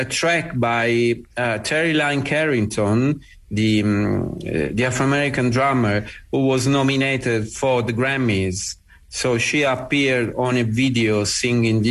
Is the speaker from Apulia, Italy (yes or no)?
yes; Bari, Apulia, Italy; coming from the conservatory in my hometown in Bari